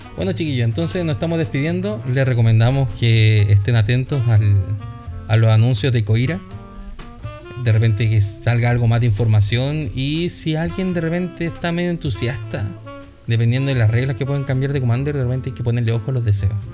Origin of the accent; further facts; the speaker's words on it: Chile; Somos chilenos